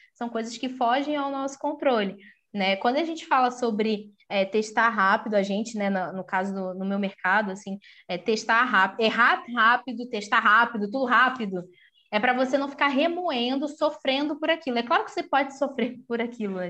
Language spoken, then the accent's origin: Portuguese; Rio de Janeiro, Brazil; also born or lived in São Paulo; eu sou do Rio de Janeiro